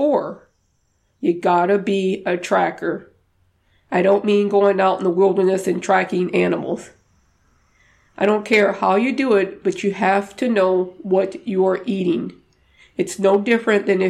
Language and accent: English; the South, United States; moved away; I'm from the South originally, and I've learned how to cook some of my Cajun dishes